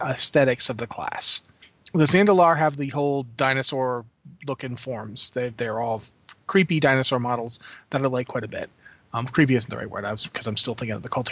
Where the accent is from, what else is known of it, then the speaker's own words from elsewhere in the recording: New England, United States; I grew up in New England